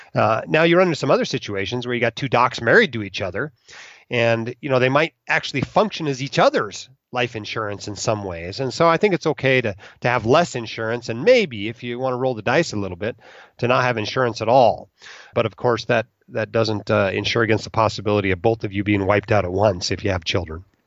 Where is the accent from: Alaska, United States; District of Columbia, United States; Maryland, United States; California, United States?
Alaska, United States; moved away as an adult; also born or lived in Utah; I went from Alaska, where I grew up, to Utah, where I went to Brigham Young University